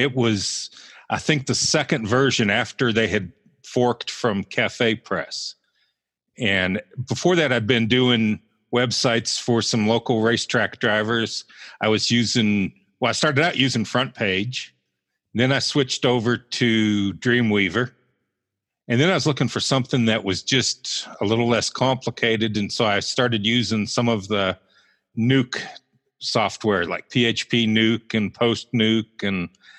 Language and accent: English; Roanoke, Virginia, United States; accent: somewhat Southern; moved away as an adult; also born or lived in Buffalo, New York / Georgia / Western Pennsylvania; now in Butler, United States; I was born in Buffalo, so that's how I got to be the Sabres and Bills fan. I consider Roanoke, Virginia home because that's where my dad was from and that's where I did most of my growing up. I lived there till I was about 25